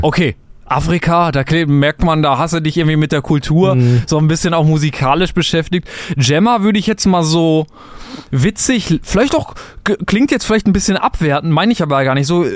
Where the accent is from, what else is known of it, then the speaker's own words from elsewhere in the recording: Germany; ich bin ja Deutscher